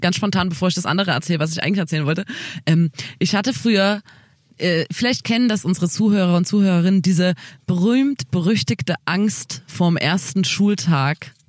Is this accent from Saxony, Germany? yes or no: yes; Saxony, Germany; Bei uns in Sachsen ist es auf jeden Fall so, dass man nach der vierten ähm, dann aufs Gymnasium wechselt